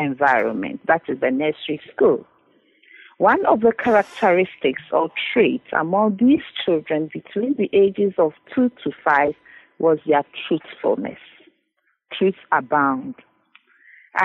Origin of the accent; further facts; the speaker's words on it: Ghana; moved away as an adult; now in Cambridge, United Kingdom; Originally, I'm from Ghana, and I came to Cambridge